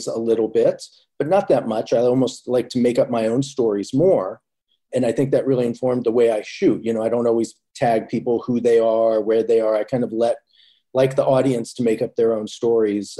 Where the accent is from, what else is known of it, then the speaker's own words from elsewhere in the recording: Indianapolis, Indiana, United States; moved away as an adult; now in New York, United States; I was like just slightly more in, closer to the city in Indianapolis than where she was from.